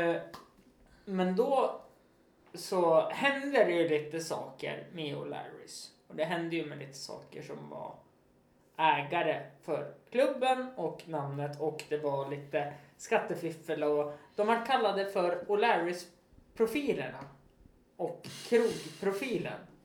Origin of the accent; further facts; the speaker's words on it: Östersund, Jämtland, Sweden; staden där jag är ifrån